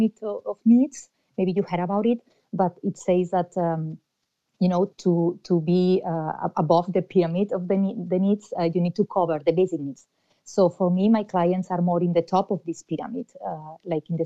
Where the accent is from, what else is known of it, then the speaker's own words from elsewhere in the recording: Spain; moved away as an adult; now in Ireland; I'm originally from Spain